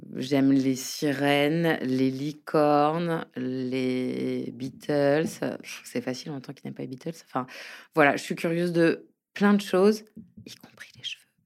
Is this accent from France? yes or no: yes; Paris, Île-de-France, France; also born or lived in Brittany; je suis parisienne mais bretonne d'origine